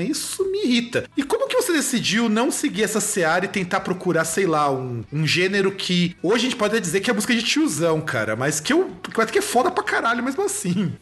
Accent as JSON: {"language": "Portuguese", "region": "Rio Grande do Sul", "country": "Brazil", "said": "lá da minha terra, lá do Rio Grande do Sul"}